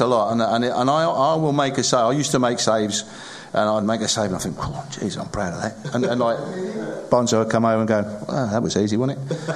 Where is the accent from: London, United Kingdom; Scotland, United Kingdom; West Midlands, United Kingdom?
West Midlands, United Kingdom; Sedgley; I was born in Sedgley, which is probably around about 10 miles apart.